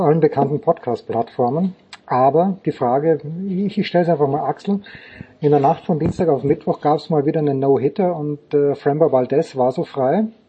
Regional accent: Austria; moved away; aus meinem Heimatland, zu dem ich mich manchmal mehr hingezogen fühle, oft weniger hingezogen fühle

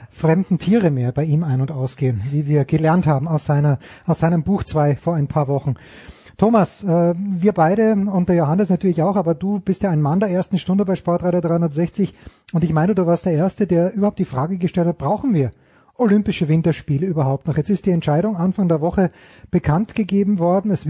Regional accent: Voitsberg, Styria, Austria; born there; wo ich geboren bin, nämlich in traurigen Volzberg.

